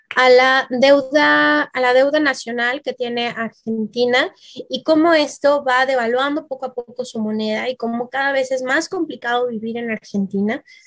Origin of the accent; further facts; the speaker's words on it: Mexico; mi bellísimo país, que está marcado en verde, México